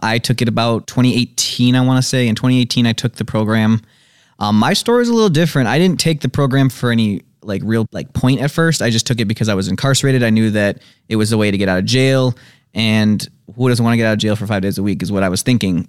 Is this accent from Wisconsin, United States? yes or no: yes; Madison, Wisconsin, United States; also born or lived in Janesville; Born in Janesville. I've lived in Madison all my life